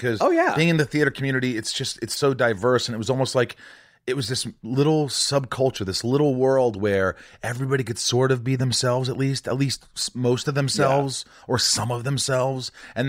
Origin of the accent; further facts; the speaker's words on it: Indiana, United States; And I grew up in Indiana. Being a Jew, I mean, people thought it was hard, but it wasn't that bad.